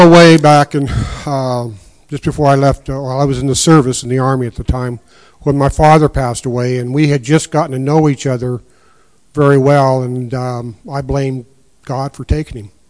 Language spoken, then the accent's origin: English; Quincy, Washington, United States; also born or lived in Sunnyside, Washington; we moved to Quincy. Uh, it's where I grew up, went to school at, at Quincy until I graduated in 1969